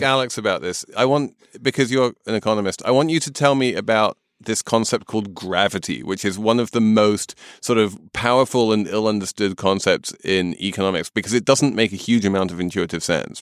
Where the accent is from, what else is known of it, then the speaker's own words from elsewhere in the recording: United Kingdom; moved away as an adult; as the exile here, as the Brit who hasn't lived in Britain for more than 20 years.